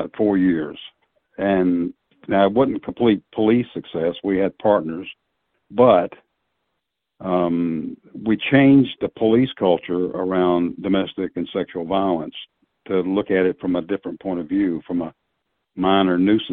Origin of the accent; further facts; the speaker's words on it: Tennessee, United States; also born or lived in Wichita, Kansas; migrated back to my home state of Tennessee from Kansas